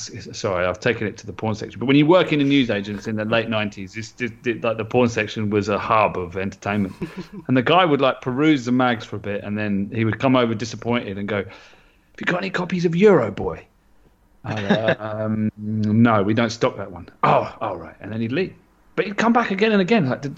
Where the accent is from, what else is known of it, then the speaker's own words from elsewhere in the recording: London, United Kingdom; growing up in London